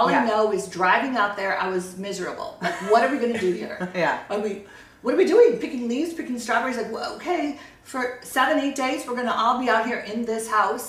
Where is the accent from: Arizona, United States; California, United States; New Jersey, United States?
California, United States; we're down here because we're from Orange County.